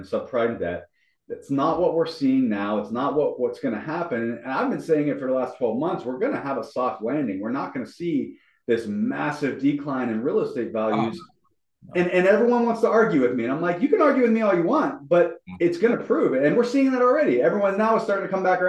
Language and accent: English; Pittsburgh, Pennsylvania, United States; my hometown, Pittsburgh